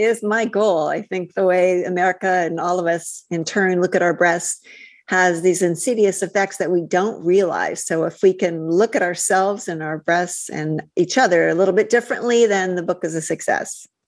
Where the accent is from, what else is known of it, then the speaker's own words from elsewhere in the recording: Midwest, United States; moved away; also born or lived in California; growing up in the Midwest with cheerleaders and beauty queens